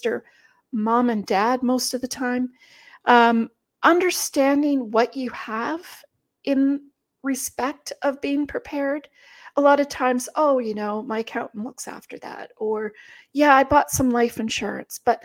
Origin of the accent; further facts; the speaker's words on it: Germany; moved away; I am from Germany